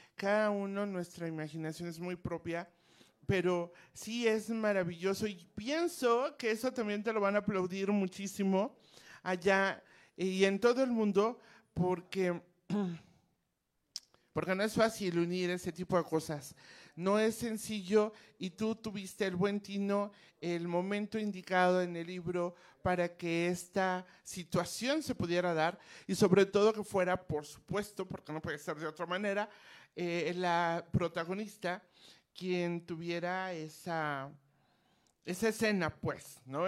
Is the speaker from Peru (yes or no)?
no; Mexico; como mexicana